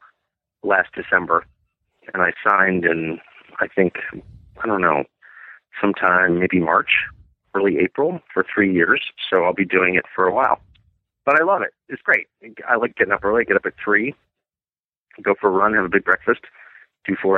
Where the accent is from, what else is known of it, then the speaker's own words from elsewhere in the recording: Southern California, United States; moved away; I grew up in Southern California